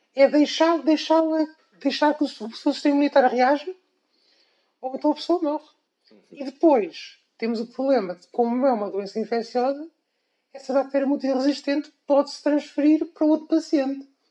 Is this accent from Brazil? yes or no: no; Coimbra, Centro, Portugal; eu nasci em Coimbra, uhum. portanto, tudo, toda a minha educação foi feita uh, aqui em Coimbra, desde o ensino